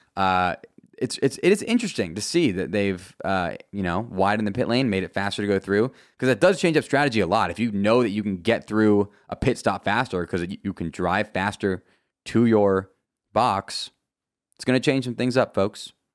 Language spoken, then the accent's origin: English; United States; As an American